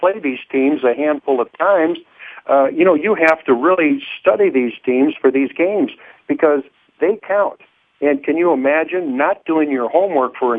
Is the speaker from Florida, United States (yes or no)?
no; Overland, Missouri, United States; I grew up in suburban St. Louis, a town called Overland